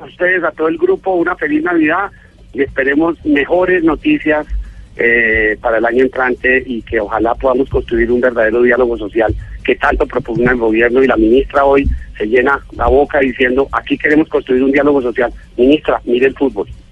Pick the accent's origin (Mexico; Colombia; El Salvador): Colombia; Yo como, colombiano